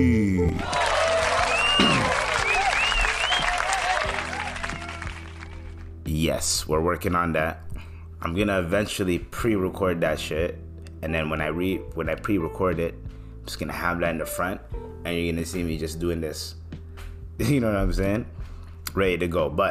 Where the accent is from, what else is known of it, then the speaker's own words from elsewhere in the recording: Canada; my Canadians